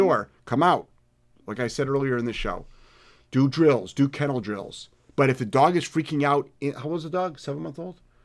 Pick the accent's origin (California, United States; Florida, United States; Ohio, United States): Ohio, United States; moved away; I'm from Ohio originally